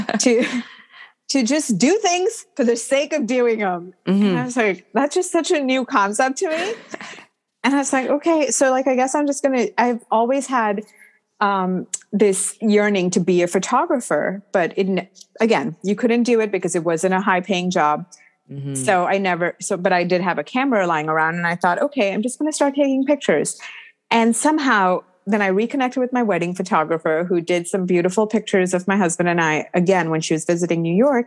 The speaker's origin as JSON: {"language": "English", "country": "India", "tie": "born or raised there", "moved": "as an adult", "said": "growing up in India"}